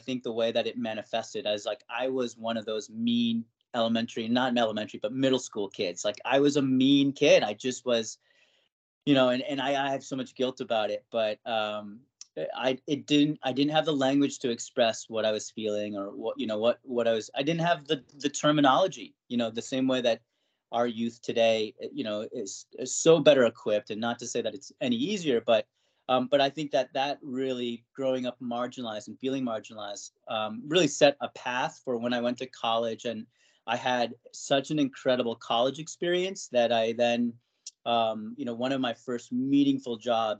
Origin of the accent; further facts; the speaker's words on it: Westport, Connecticut, United States; also born or lived in Flushing, Queens, New York / Thailand; growing up Asian in Westport, or other, right, non-white in a predominantly white, you know, then kind of middle class, now more so affluent